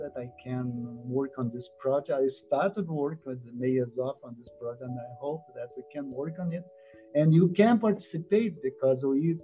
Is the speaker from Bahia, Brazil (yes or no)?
yes; Salvador, Bahia, Brazil; moved away as an adult; now in San Francisco, United States; I am from Bahia, first capital of Brazil